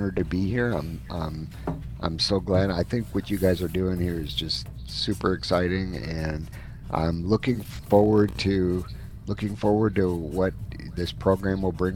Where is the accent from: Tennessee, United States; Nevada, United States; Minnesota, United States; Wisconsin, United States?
Wisconsin, United States; moved away as an adult; also born or lived in Dallas, Texas; now in Phoenix, United States; I was born and raised up in Wisconsin, where the Green Bay Packers are the team of choice